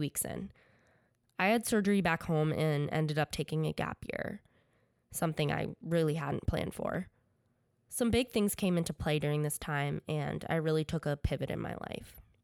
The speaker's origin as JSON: {"language": "English", "region": "Connecticut", "country": "United States", "tie": "born or raised there", "also_born_or_lived": "New York", "said": "I grew up playing sports in Connecticut"}